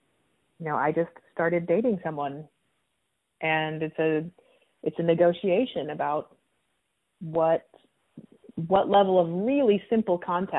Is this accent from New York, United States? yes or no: no; Chicago, Illinois, United States; And I'm from Chicago, where there are more cases than there are in Howard County.